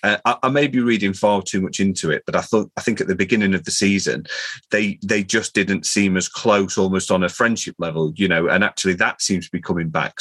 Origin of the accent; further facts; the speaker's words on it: Chesterfield, East Midlands, United Kingdom; my my hometown Chesterfield